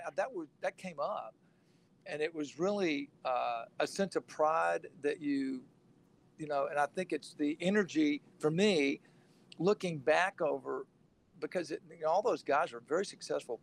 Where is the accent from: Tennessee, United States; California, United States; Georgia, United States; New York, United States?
Georgia, United States; Rome; now in Dallas, United States; I grew up in Rome. I was a day student